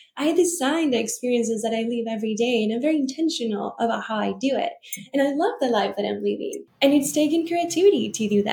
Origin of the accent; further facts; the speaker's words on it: Venezuela; growing up in Venezuela, actually, that's where I'm from